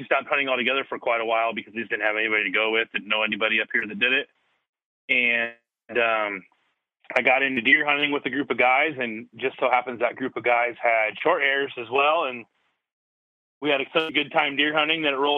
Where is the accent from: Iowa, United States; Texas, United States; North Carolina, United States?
Iowa, United States; Des Moines; also born or lived in St. Louis, Missouri; I live in Des Moines, Iowa, which is about smack dab center of the state, state capital. Lived here basically since I was 1 year old. I was born in St. Louis, and then my dad got a job and moved up here and been here ever since